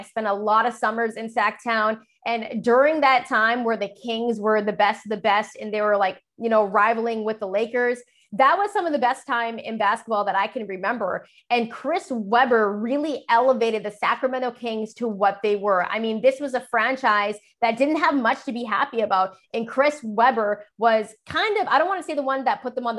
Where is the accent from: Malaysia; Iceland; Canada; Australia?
Canada; we're from Canada